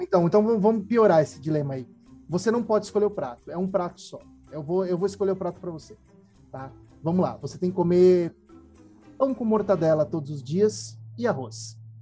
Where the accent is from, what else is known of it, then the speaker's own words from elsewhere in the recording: Brazil; A gente é brasileiro